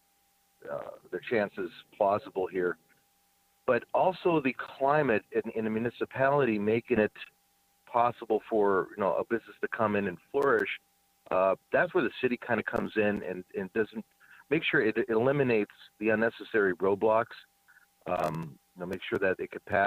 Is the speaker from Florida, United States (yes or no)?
no; Cleveland, Ohio, United States; now in Erie, United States; I'm not from Erie. I'm from Cleveland, Ohio.